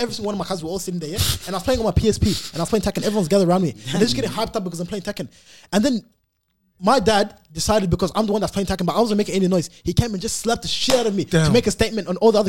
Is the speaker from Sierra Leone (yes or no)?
no; Sudan; I'm from Sudan.